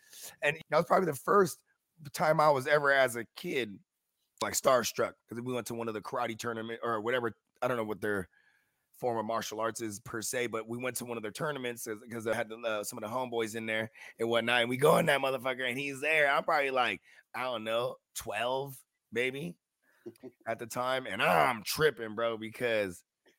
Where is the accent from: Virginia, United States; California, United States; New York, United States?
California, United States; San Jose; I'm from San Jose, California